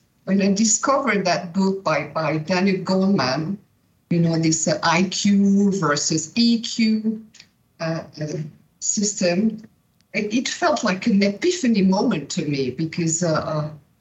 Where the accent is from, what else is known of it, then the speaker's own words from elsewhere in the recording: Switzerland; I was born and raised in Brillantmont, in the school